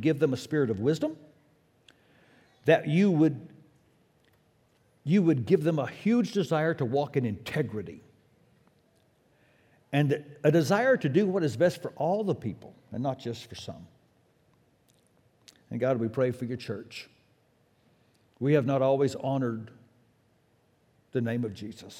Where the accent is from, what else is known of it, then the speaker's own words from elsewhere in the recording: United States; I'm an American